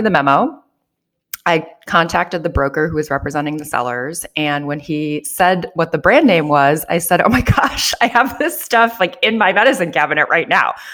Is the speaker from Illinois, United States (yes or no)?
yes; Joliet, Illinois, United States; moved away as an adult; also born or lived in New York / Japan; I grew up here in Joliet, Illinois, about an hour south of Chicago